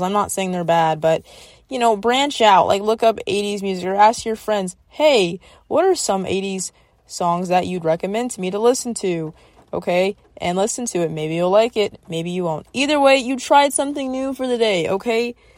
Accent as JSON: {"language": "English", "region": "the South", "country": "United States", "tie": "born or raised there", "said": "I grew up in the South"}